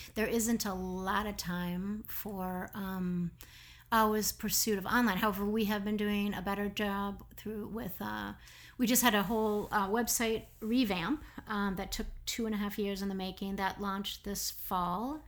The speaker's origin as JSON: {"language": "English", "town": "Minneapolis", "region": "Minnesota", "country": "United States", "also_born_or_lived": "Denmark / New York", "moved": "as an adult", "said": "I'm from Minneapolis"}